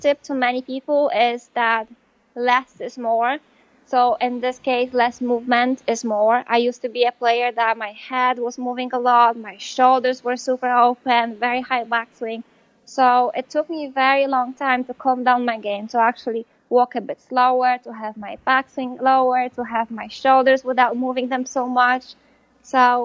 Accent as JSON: {"language": "English", "country": "Poland", "tie": "born or raised there", "second_language": "English", "moved": "as an adult", "lives_now": "United States", "said": "in Poland, I graduated from high school when I was 19"}